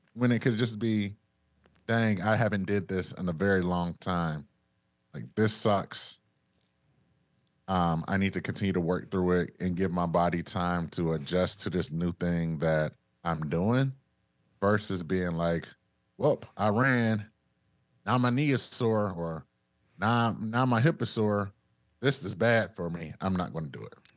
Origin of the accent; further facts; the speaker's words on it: Detroit, Michigan, United States; moved away; I'm originally from Detroit.